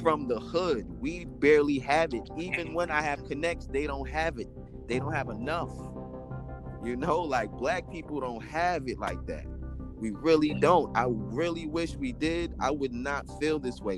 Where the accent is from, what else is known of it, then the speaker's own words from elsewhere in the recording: New York City, New York, United States; also born or lived in Jamaica (ancestry); I'm originally from like when I was born, I was born in the South Bronx. So I'm from poverty, but my family's from Jamaica. So I'm from real poverty. I'm from Forest Avenue projects